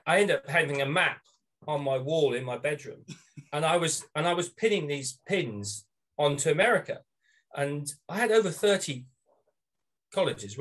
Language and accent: English; Norwich, East of England, United Kingdom; moved away as an adult; also born or lived in United States; I am joining you from Norwich, Norfolk, which is on the east coast of England